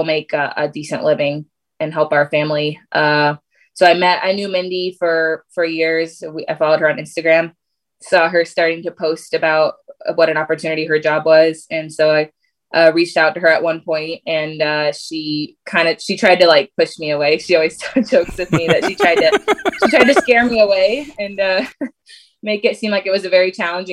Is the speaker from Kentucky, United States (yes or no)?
no; Connecticut, United States; now in Michigan, United States; I grew up in Connecticut. I'm in Michigan now